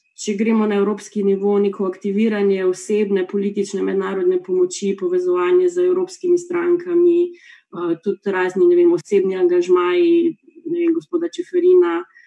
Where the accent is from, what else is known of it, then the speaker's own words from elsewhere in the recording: Slovenia; smo Slovenci